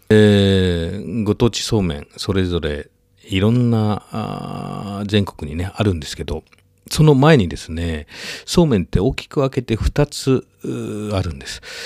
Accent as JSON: {"language": "Japanese", "town": "Sakurai", "region": "Nara", "country": "Japan", "tie": "born or raised there", "said": "奈良県は私の故郷、桜井市"}